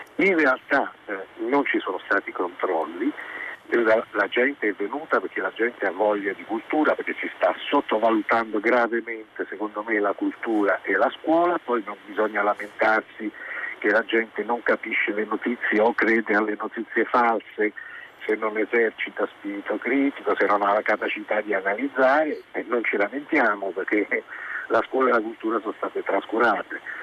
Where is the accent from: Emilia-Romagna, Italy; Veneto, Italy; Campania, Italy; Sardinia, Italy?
Campania, Italy; Naples; now in Milan, Italy; Io sono di Napoli, ho fatto tutto il ginnasio, tutto al pomeriggio perché non c'erano le aule